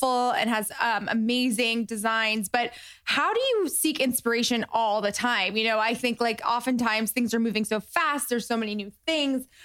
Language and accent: English; West Palm Beach, Florida, United States; I'm actually from Florida. So I grew up, I went to high school like in West Palm Beach